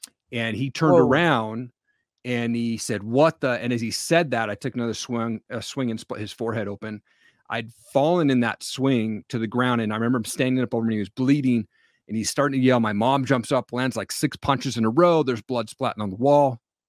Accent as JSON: {"language": "English", "region": "Washington", "country": "United States", "tie": "born or raised there", "also_born_or_lived": "Stevensville, Montana", "said": "I grew up in Eastern Washington is where that was from. So I moved up to Stevensville, Washington or Montana, population 1200 people."}